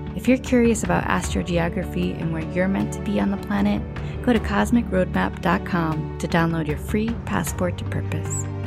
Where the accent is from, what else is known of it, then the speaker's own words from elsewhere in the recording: New Jersey, United States; moved away as an adult; now in Bali, Indonesia; I left New Jersey. We're both from the East Coast